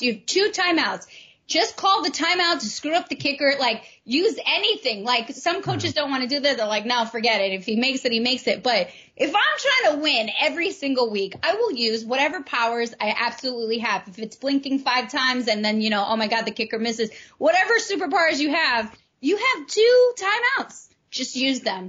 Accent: New York, United States; as a New Yorker

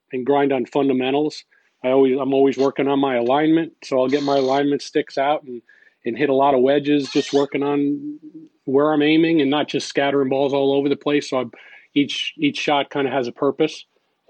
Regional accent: Guilderland, New York, United States; I grew up in Gilderland, New York. It's just right outside of Albany, New York

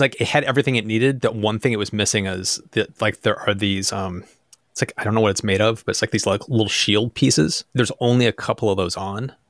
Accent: United States; I'm from America.

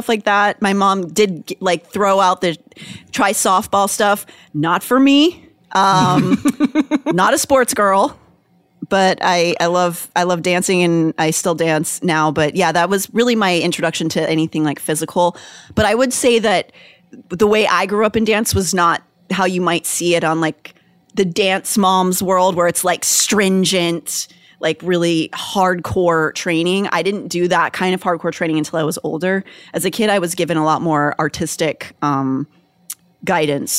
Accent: Pittsburgh, Pennsylvania, United States; Pittsburgh is an Appalachian town. I grew up there

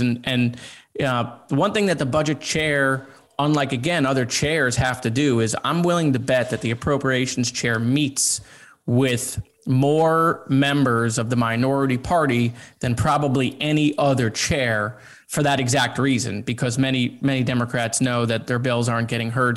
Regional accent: Broward County, Florida, United States; I'm a kid from Broward County.

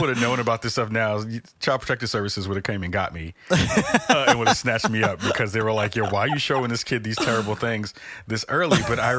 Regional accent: New York City, New York, United States; I'm from the Bronx. We were broke, so we couldn't go to Great Adventures, which was out in Jersey.

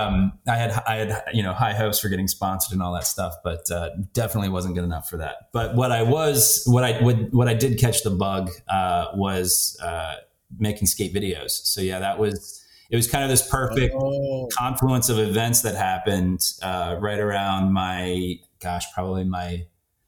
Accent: West Chester, Pennsylvania, United States; moved away; I grew up outside of Philly, a town called Westchester, Pennsylvania

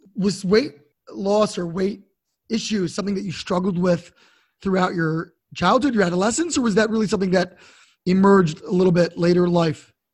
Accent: Baltimore, Maryland, United States; also born or lived in D.C. area; now in Washington, D.C. area, United States; I grew up in Baltimore and ended up down here in the D.C. area

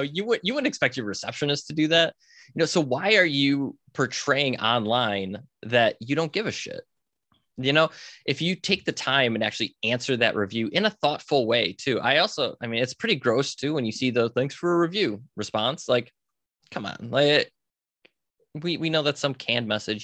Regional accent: Buffalo, New York, United States; I grew up outside Buffalo, New York

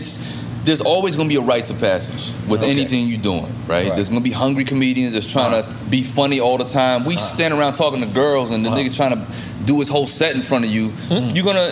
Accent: Fayetteville, North Carolina, United States; No, I'm from North Carolina.

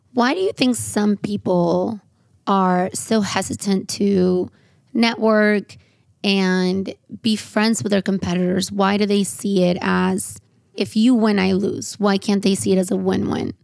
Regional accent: San Diego, California, United States; I grew up in San Diego

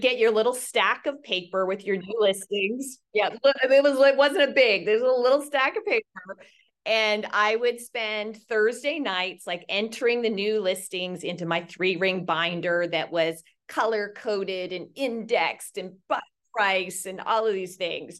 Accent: Nova Scotia, Canada; moved away as an adult; also born or lived in Toronto, Ontario; now in Newport Beach, United States; I was originally, uh, born and raised in Nova Scotia, Canada

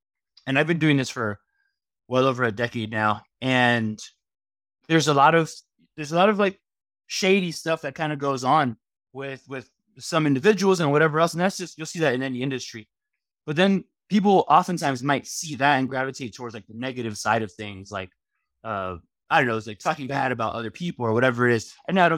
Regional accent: Miami, Florida, United States; Because although, you know, 305, growing up in Miami.

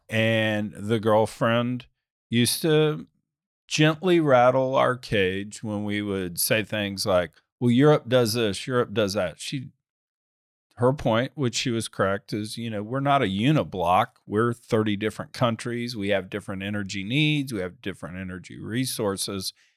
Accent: United States; I'm typical American

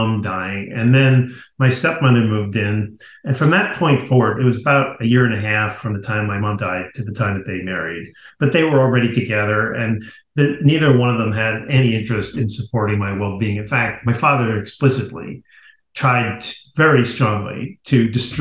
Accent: Garden City, New York, United States; I grew up in Garden City, Long Island, beautiful community

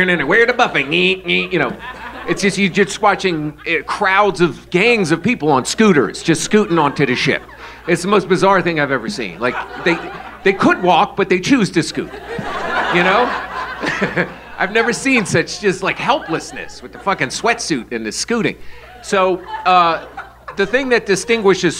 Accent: New York, United States; I'm from New York

